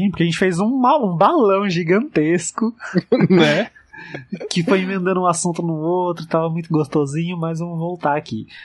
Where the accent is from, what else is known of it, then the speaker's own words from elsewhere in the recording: interior of São Paulo, Brazil; do interior de São Paulo.